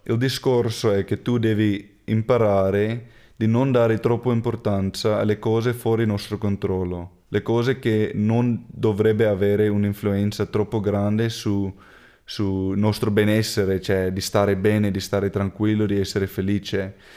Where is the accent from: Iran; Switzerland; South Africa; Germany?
South Africa; Cape Town, Western Cape; Italian is a second language; now in Treviso, Italy; io ho cresciuto su, sulle fattorie di vino